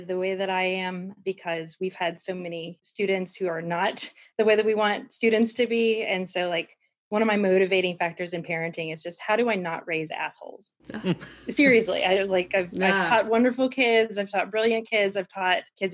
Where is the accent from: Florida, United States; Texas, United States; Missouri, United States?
Missouri, United States; Kansas City; now in Arkansas, United States; originally, I grew up in Kansas City, Missouri area